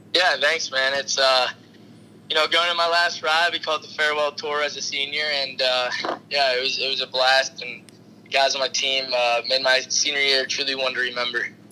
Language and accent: English; Pittsburgh, Pennsylvania, United States; I'm from Pittsburgh